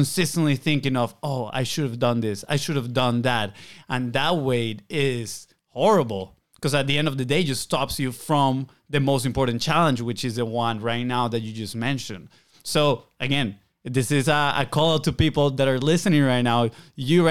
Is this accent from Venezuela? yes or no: yes; Venezuela; moved away; We're from Venezuela. Our parents are in there